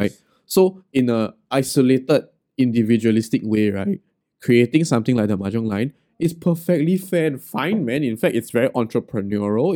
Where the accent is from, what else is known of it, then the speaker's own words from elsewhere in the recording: Singapore; as a Singaporean Chinese